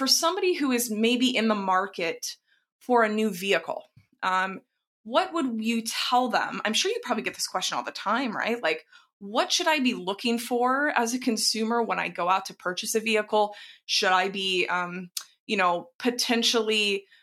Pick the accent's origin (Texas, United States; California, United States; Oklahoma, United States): Texas, United States; Dallas; I grew up in Texas, and that, there were quite a lot of people who had pickup trucks that didn't necessarily need them. Now, of course, there were ranchers as well, but not quite in suburban Dallas.